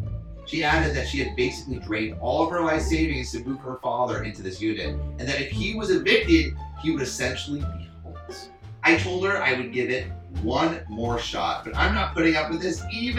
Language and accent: English; Los Angeles, California, United States; We're also from, like, L.A. All right, we're from California.